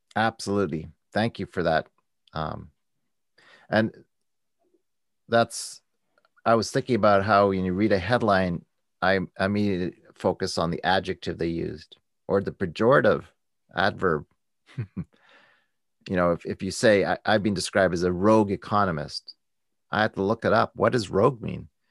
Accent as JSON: {"language": "English", "country": "Canada", "said": "I'm a Canadian"}